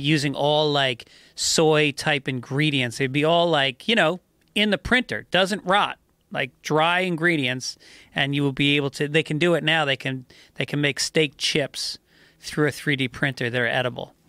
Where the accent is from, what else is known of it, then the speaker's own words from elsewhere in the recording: Hudson River, New York, United States; I grew up on the Hudson River.